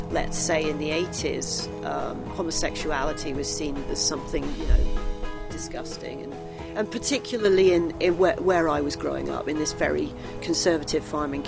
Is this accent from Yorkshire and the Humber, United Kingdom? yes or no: no; Bristol, South West England, United Kingdom; also born or lived in Los Angeles, California; now in Moab, United States; I was born in Bristol in England. I arrived in Moab in 2004, May of 2004, from Los Angeles.